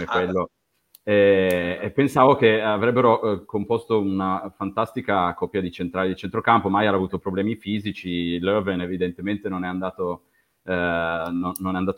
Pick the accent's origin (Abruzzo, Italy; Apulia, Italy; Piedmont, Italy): Piedmont, Italy; Turin; accent: Piedmontese; sono di Torino